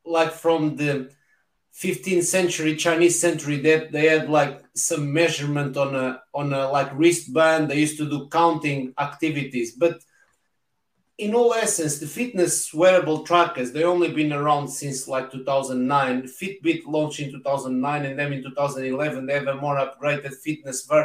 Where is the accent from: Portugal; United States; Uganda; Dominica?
Portugal; English is a second language; moved away as an adult; now in United Kingdom; I'm Portuguese, living in the UK the past 20 years